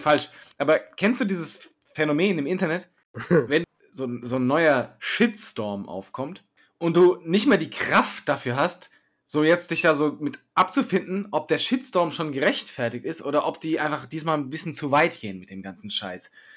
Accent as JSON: {"language": "German", "region": "Hesse", "country": "Germany", "said": "Als Hesse"}